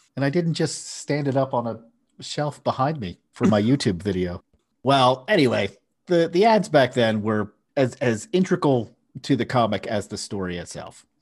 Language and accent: English; Philadelphia, Pennsylvania, United States; I grew up in Philadelphia, which is a big city